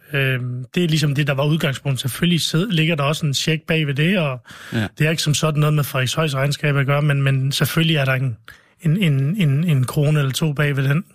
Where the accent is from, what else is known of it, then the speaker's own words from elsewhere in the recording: Vestløs, North Denmark Region, Denmark; also born or lived in Lebanon; min barndomsby Vestløs